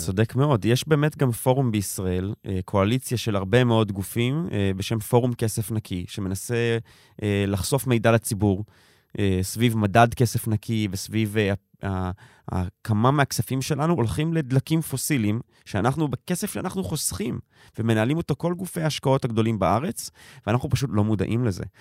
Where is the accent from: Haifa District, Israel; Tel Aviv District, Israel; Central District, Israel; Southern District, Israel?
Tel Aviv District, Israel; Tel Aviv; ואני תל אביבי, דור שלישי